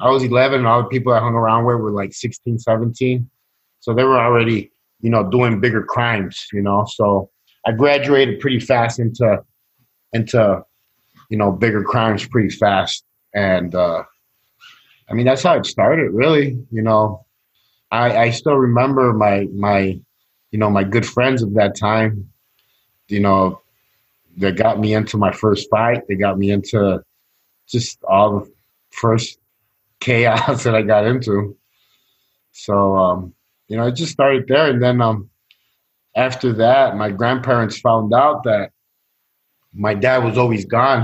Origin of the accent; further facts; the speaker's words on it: Chicago, Illinois, United States; I, I grew up in Chicago, um, Latino neighborhood, uh, Mexican uh, neighborhood